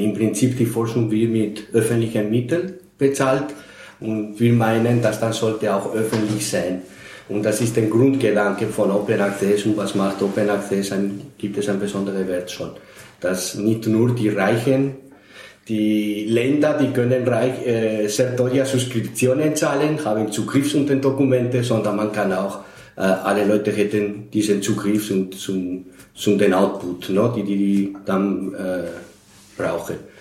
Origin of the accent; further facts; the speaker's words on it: Spain; now in Austria; Ich bin in Spanien geboren, aber schon seit 40 Jahren in Österreich.